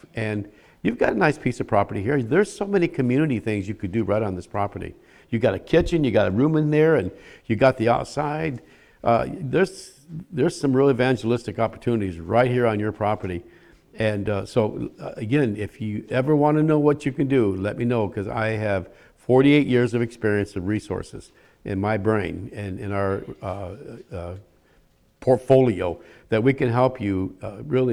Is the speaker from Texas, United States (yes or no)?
no; Michigan, United States; now in Philadelphia area, United States; I'm from Michigan